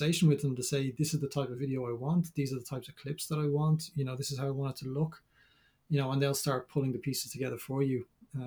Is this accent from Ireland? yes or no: yes; Dublin, Leinster, Ireland; I'm from Dublin.